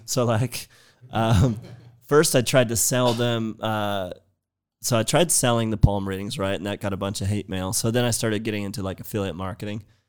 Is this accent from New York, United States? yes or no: no; San Jose, California, United States; I'm from San Jose in the Bay